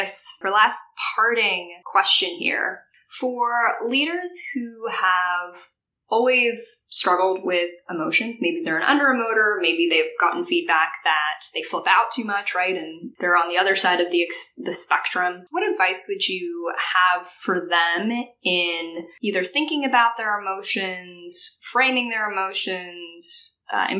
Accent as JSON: {"language": "English", "region": "Midwest", "country": "United States", "tie": "born or raised there", "also_born_or_lived": "Georgia", "said": "I was born in Georgia and live most of my life in the Midwest"}